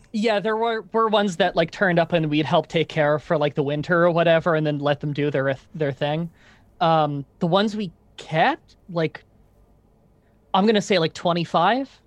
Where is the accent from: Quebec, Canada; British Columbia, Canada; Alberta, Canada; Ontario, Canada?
Ontario, Canada; growing up in Canada